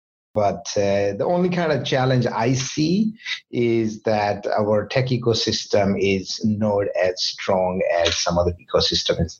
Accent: Jaipur, Rajasthan, India; now in Vancouver, Canada; my hometown, Jaipur

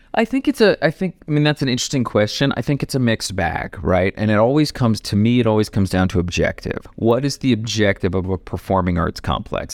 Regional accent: Ohio, United States; also born or lived in New York; now in Denver, United States; I grew up in Ohio

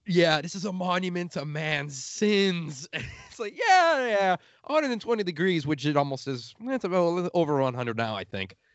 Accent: Chicago, Illinois, United States; I'm from Chicago

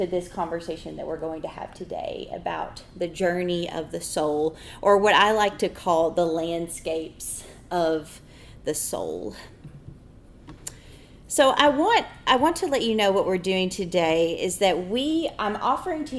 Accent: Arkansas, United States; moved away as an adult; also born or lived in Mississippi; now in Tempe, United States; If you hear in my voice, I come from Arkansas. I am a native Arkansan.

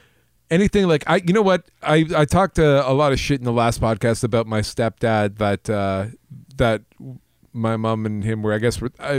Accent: Canada; I'm a Canadian kid.

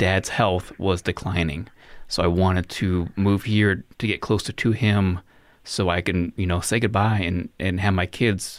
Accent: Reno, Nevada, United States; also born or lived in Arizona; now in Hamilton, United States; I was actually born in Arizona, but I'm from Reno, Nevada. That's where I'm originally from.

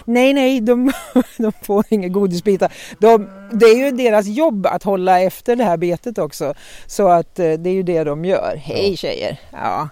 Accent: Norrland, Sweden; Jag är ju norrlänning

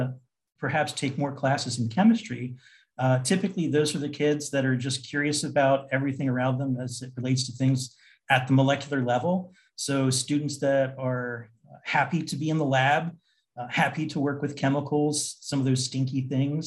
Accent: New Jersey, United States; I'm originally from New Jersey, and I went to college in New Jersey at Stockton College.

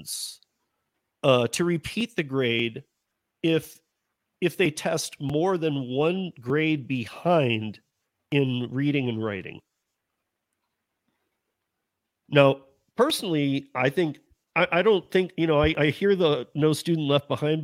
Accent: Michigan, United States; I'm born and raised in Michigan

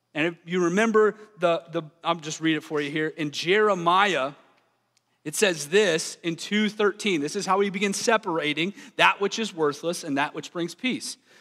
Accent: the South, United States; I grew up in the South

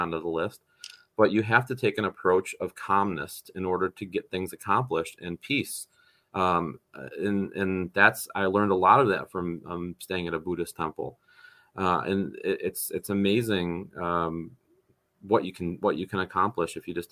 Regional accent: North Tonawanda, New York, United States; North Tonawanda, New York, my hometown.

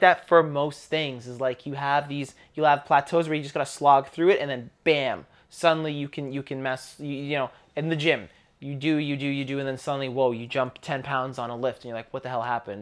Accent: Canada; growing up in Canada, I grew up in a school

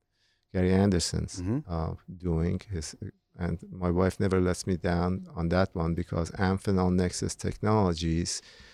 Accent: Iran; moved away as an adult; now in United States; during the time that I was growing up in Iran, which is 1922.

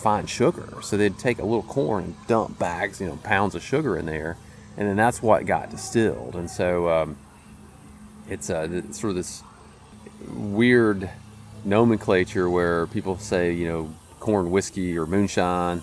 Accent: Tullahoma, Tennessee, United States; now in Nashville, United States; I grew up near Lynchburg, so a small farm just outside of Tullahoma

